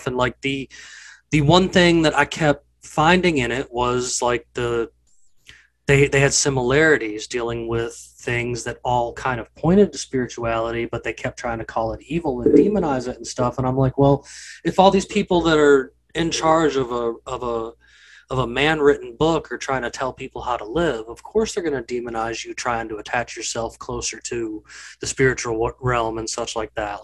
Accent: the South, United States; growing up in the South, it's the Bible Belt

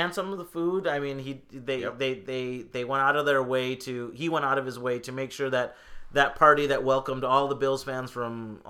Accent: India; I mean, I'm Indian. Of course I'm going to love a damn IPA.

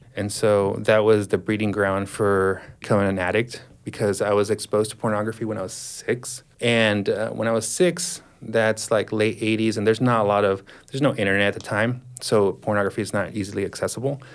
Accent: Dallas, Texas, United States; I was born in 1981, so I grew up in Dallas, Texas

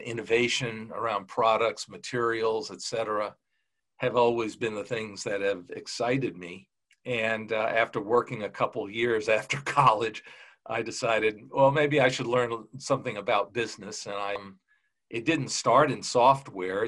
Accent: Huntington, New York, United States; I grew up on Long Island in a place called Huntington

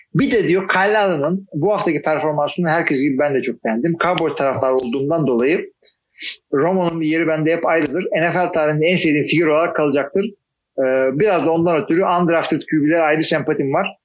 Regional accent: Istanbul, Turkey; moved away as an adult; also born or lived in Artvin; now in Ankara, Turkey; İstanbul'da doğdum büyüdüm ama 20 senedir de ben ne 20 senesi? 15 senedir de Ankara'da oturuyorum

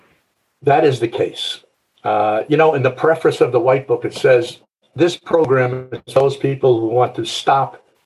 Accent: New York City, New York, United States; I came from Brooklyn, New York.

